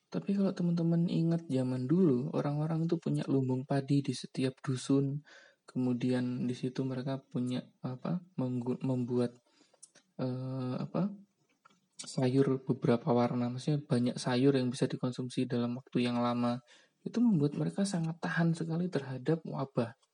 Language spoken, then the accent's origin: Indonesian; Java, Indonesia; di Jawa misalnya karena karena kenapa Jawa ya karena saya orang Jawa mungkin teman-teman yang dari luar daerah mungkin bisa juga untuk cerita ya jadi nggak bias Jawa